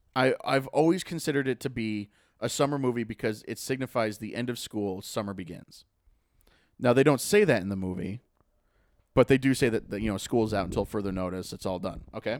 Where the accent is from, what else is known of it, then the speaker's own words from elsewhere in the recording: Lake Winnipesaukee, New Hampshire, United States; I grew up on Lake Winnipesaukee